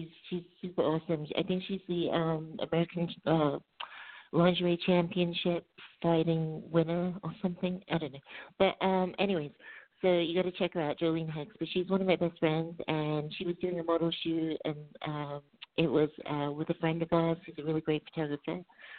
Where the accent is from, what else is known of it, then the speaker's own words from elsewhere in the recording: England, United Kingdom; also born or lived in Middle East; because I grew up in the Middle East and then I grew up in England as a teenager.